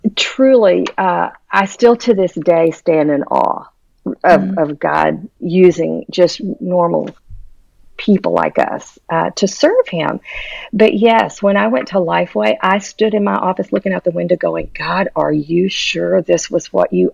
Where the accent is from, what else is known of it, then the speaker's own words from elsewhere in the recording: Houston, Texas, United States; moved away as an adult; now in Tennessee, United States; by the time I was in fifth grade, we settled in Houston, Texas